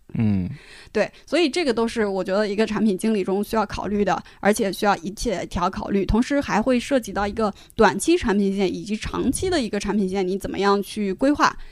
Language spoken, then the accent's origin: Chinese; Shanxi, China; 我作为一个山西人